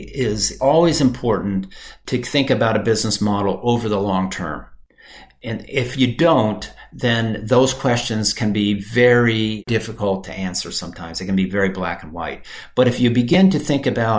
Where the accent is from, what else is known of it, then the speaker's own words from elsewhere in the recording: Michigan, United States; moved away; also born or lived in Brazil; I grew up in Michigan.